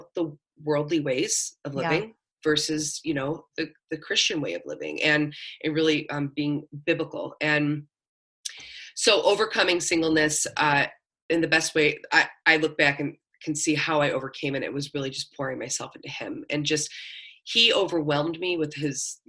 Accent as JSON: {"language": "English", "town": "Buffalo", "region": "New York", "country": "United States", "tie": "born or raised there", "also_born_or_lived": "Florida / Tennessee / Los Angeles", "moved": "as an adult", "said": "I'm born and raised in Buffalo, moved around a lot, went to college in Florida, lived in Tennessee, moved out to LA, and then came back to Buffalo"}